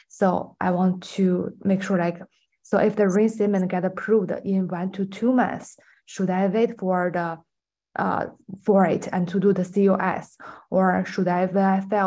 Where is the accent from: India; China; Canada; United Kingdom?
China; now in United States; go back to my home country like China